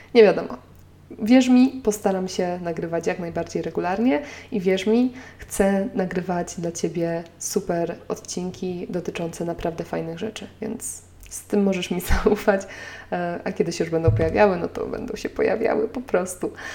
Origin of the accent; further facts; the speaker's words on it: Nowy Sącz, Lesser Poland, Poland; now in Warsaw, Poland; w mojej rodzinnej miejscowości w Nowym Sączu